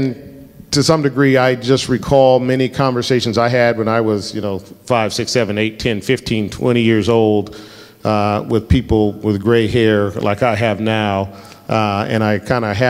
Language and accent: English; Denver, Colorado, United States; I grew up in Colorado. I'm the fourth generation in my family from Colorado.